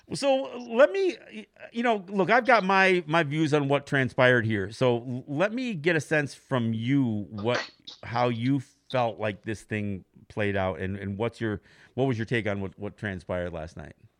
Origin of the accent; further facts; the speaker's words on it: Cambridge, New York, United States; moved away; I went to Cambridge, New York. And, uh, Cambridge is the, is, uh, it's kinda my hometown. It's where I went to high school.